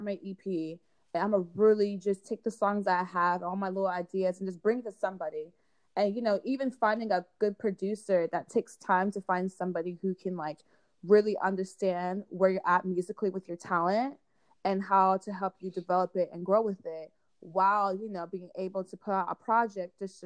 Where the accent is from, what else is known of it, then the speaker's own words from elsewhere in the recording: California, United States; I'm from California. My family's from London